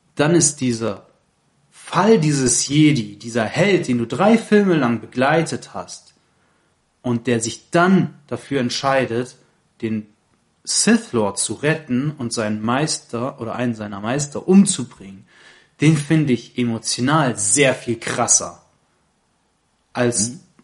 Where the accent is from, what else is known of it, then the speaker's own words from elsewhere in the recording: Baden-Württemberg, Germany; also born or lived in Saarland; ich bin auch im Saarland geboren, aber hier in Baden-Württemberg aufgewachsen